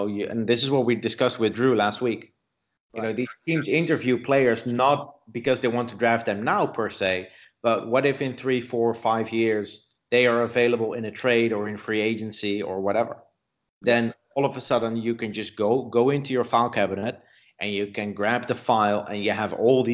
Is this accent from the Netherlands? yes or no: yes; Netherlands; I grew up in the Netherlands.